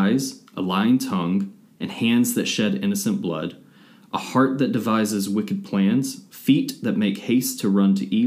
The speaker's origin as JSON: {"language": "English", "town": "Atlanta", "region": "Georgia", "country": "United States", "tie": "born or raised there", "said": "Atlanta native"}